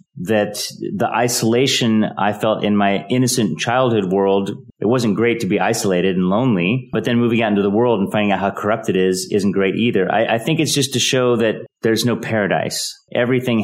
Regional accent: United States; also born or lived in Lake Forest, Illinois / Darien, Connecticut; my childhood growing up in Lake Forest, Illinois, and Darien, Connecticut

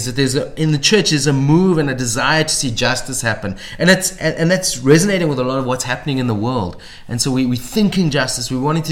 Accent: South Africa; we are South African

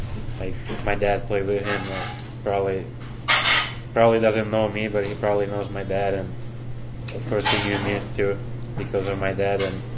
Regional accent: Finland; English is a second language; moved away; I grew up in Finland, but all my family is Russian

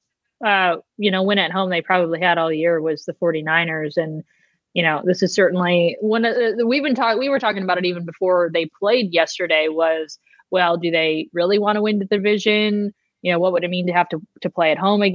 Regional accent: Cleveland, Ohio, United States; growing up in Cleveland

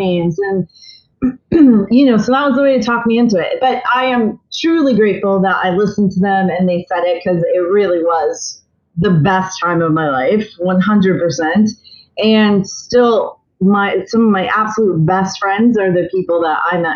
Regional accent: Columbia, South Carolina, United States; Born and raised in Columbia, South Carolina, home of the Fighting Cocks

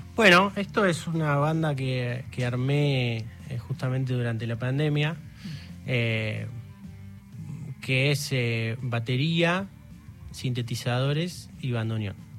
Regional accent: Claypole, Buenos Aires Province, Argentina; nosotros somos de Claypole

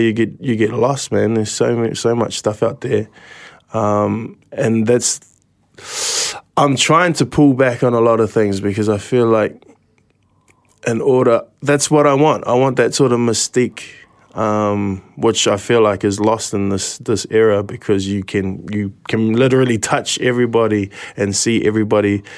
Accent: New Zealand; Kitty Kitty at my hometown

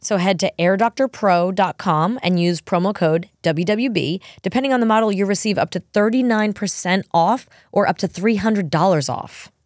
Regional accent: New York, United States; I'm a New Yorker

